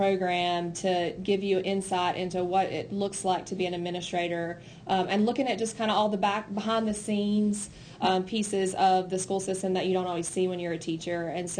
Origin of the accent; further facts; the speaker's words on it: Robbinsville, North Carolina, United States; moved away as an adult; So I am not from Haywood County. I grew up in Robbinsville, which is, of course, a smaller district west of here. And I attended Robbinsville High School.